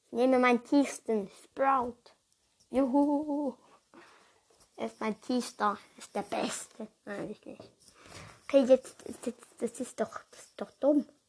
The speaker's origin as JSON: {"language": "German", "country": "Switzerland", "said": "ich komme halt ursprünglich aus der Schweiz. Und ja, ich stamme aber auch von Deutsch ab. Also meine Mutter ist von Deutschland und mein Vater ist von der Schweiz."}